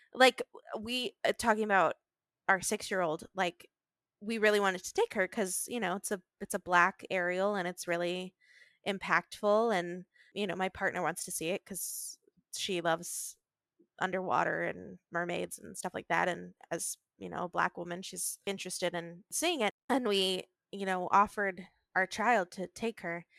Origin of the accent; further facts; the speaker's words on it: Virginia, United States; I grew up in Virginia